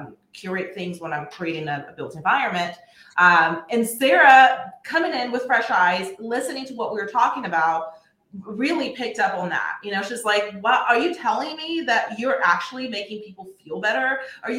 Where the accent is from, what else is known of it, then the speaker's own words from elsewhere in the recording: Brazil; now in Texas, United States; I grew up in Brazil with, you know, nature being my playground